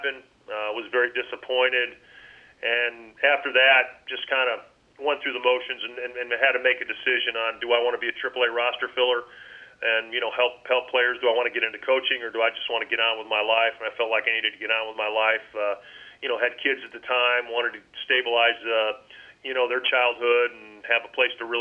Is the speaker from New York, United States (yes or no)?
yes; Rochester, New York, United States; moved away; I just didn't want to come into my hometown